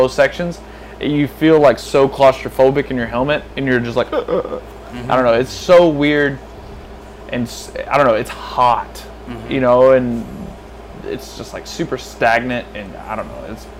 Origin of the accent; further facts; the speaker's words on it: East Coast, United States; I grew up on the East Coast.